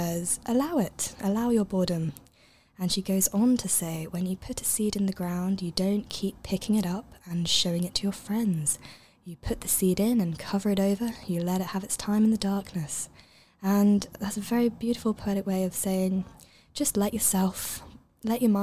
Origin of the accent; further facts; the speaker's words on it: Cambridge, East of England, United Kingdom; moved away; I'm originally from Cambridge